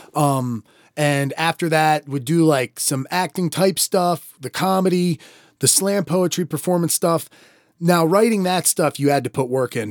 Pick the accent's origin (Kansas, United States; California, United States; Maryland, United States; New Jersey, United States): Maryland, United States; accent: Maryland; it probably is at least a Maryland sounding voice. We both have a little bit of it at times.